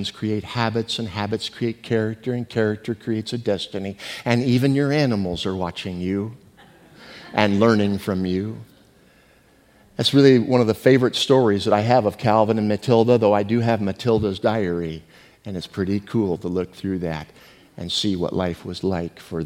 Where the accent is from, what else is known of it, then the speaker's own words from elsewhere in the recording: San Jose, California, United States; also born or lived in Mount Auburn, Illinois; I grew up right here in San Jose